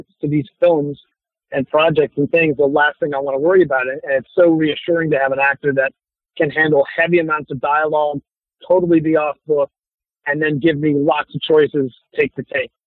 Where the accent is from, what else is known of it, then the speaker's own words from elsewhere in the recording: Chicago, Illinois, United States; I'm from Chicago